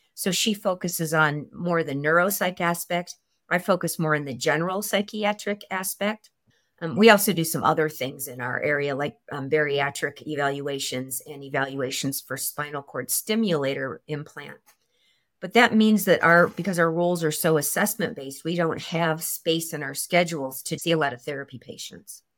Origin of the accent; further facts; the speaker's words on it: Chicago, Illinois, United States; also born or lived in California; now in Idaho Falls, United States; I'm from Chicago, so the snow is not a big deal here in Idaho for me.